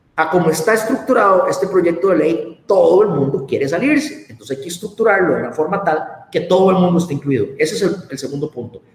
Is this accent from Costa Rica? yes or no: yes; Costa Rica; los costarricenses